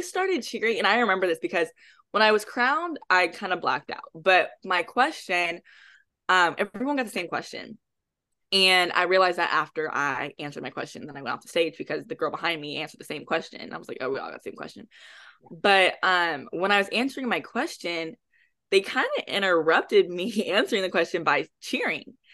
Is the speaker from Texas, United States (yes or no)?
yes; Houston, Texas, United States; moved away as an adult; now in Dallas, United States; I am originally from Houston, Texas, but I currently reside in Dallas